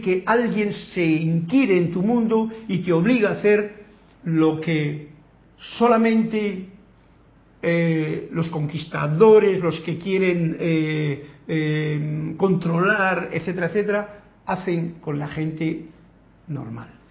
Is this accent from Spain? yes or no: yes; Spain; yo he nacido en España